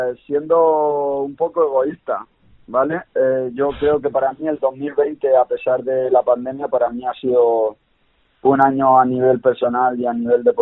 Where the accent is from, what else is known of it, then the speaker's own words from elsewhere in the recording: Castilla-La Mancha, Spain; pero soy manchego y, he jugado en otros equipos